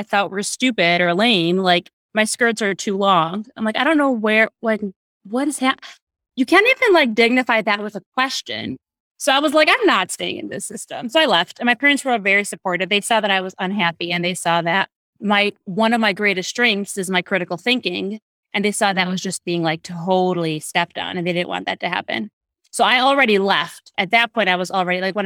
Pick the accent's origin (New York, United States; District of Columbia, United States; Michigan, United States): Michigan, United States; Detroit; I grew up in Detroit.